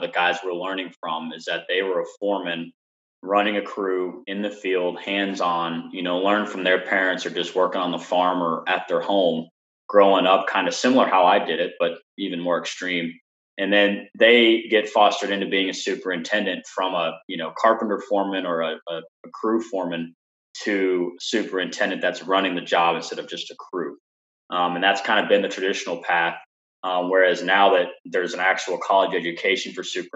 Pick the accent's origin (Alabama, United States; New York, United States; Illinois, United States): Alabama, United States; moved away as an adult; now in Atlanta, United States; my hometown in Alabama